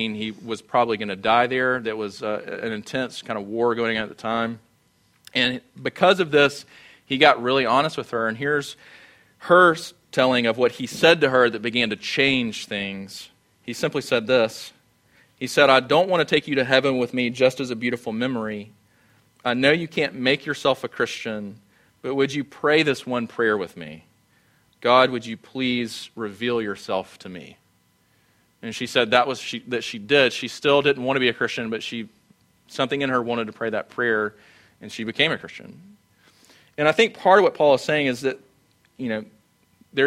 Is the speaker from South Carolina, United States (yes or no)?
yes; Sumter, South Carolina, United States; moved away; I grew up in Sumter.